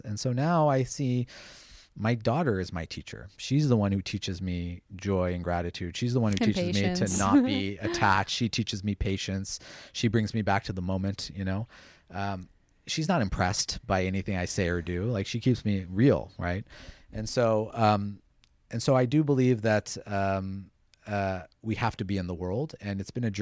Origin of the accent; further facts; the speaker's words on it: United States; I grew up in the United States at a time when we didn't have a lot of Indian role models